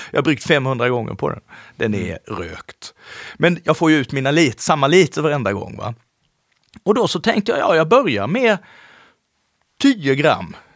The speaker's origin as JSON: {"language": "Swedish", "region": "Småland", "country": "Sweden", "tie": "born or raised there", "said": "eftersom jag är uppväxt i Småland så tänkte jag, fan vad dyrt."}